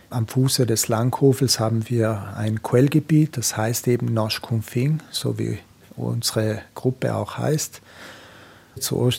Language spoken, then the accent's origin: German; Trentino-Alto Adige, Italy; Ich komme ja aus der Gegend, äh, meine Frau ist aus dem Grödental.